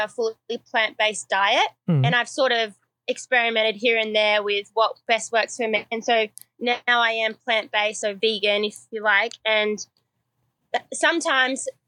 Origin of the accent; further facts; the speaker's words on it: Sydney, New South Wales, Australia; also born or lived in Memphis, Tennessee, United States; growing up as a kid, as an Aussie